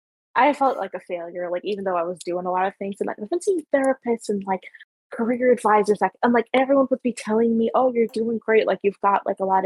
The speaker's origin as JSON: {"language": "English", "country": "Guyana", "tie": "born or raised there", "lives_now": "Canada", "said": "Like, I grew up in Guyana, and, like, I moved here, and, like, it's a different cultural expectations with working, whatever, exactly."}